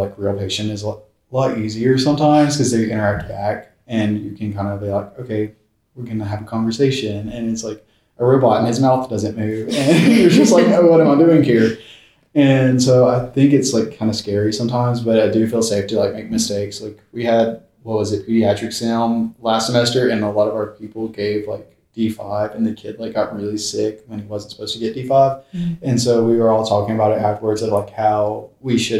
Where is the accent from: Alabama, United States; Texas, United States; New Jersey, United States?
Alabama, United States; I'm from Alabama